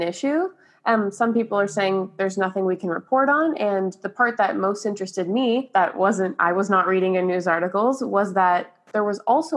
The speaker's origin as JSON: {"language": "English", "town": "Brampton", "region": "Ontario", "country": "Canada", "tie": "born or raised there", "said": "I was born and raised in Brampton"}